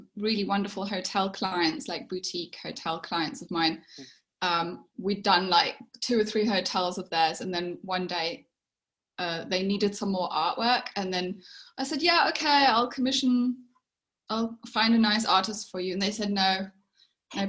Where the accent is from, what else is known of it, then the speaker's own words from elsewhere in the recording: England, United Kingdom; moved away as an adult; now in South Africa; I'm English